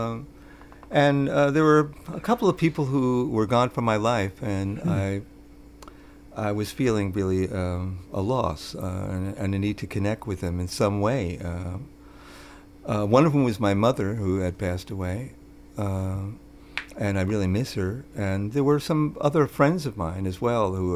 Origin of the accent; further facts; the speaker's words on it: New York City, New York, United States; when I was growing up in New York City